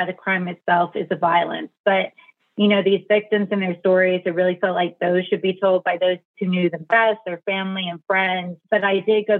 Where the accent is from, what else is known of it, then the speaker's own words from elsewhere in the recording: South Central and Southern Ohio, United States; I grew up in South Central and Southern Ohio